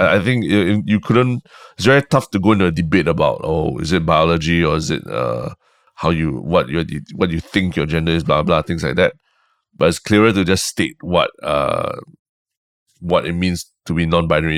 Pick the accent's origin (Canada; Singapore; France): Singapore; moved away as an adult; also born or lived in United States; I identified much more as a Singaporean after leaving Singapore